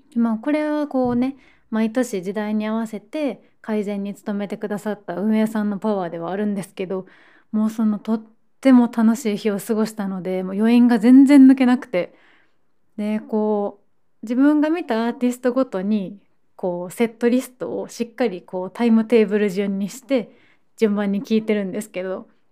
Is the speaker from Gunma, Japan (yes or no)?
no; Osaka, Japan; moved away as an adult; now in Tokyo, Japan; 高校生の時にあのサロンモデルのスカウトからスタートしてで、まあ、そのまま大阪で活動して